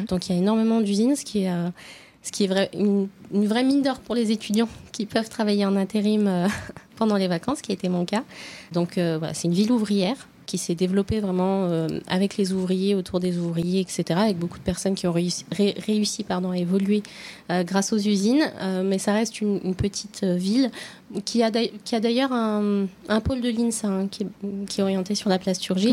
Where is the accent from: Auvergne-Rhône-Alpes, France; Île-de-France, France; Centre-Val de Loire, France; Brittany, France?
Auvergne-Rhône-Alpes, France; Oyonnax; moved away as an adult; also born or lived in Nantua; now in Lyon, France; Je suis lyonnaise depuis le début de mes études, euh, mais je suis originaire de d'Oyonnax